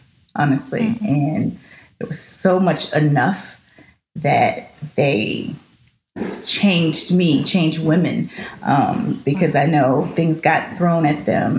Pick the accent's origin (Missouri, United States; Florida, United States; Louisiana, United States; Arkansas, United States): Louisiana, United States; Shreveport; moved away; I grew up in Shreveport